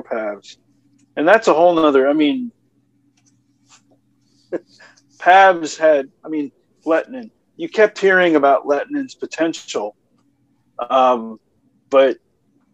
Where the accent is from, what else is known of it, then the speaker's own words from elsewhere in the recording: Atlanta, Georgia, United States; I've studied my hometown for over 20 years at this point